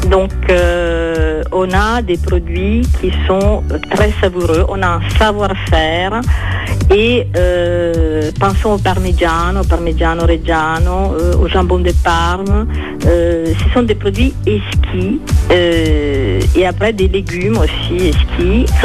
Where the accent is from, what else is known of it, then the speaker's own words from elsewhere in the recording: northern Italy, Italy; French is a second language; moved away; Alors moi je suis du Nord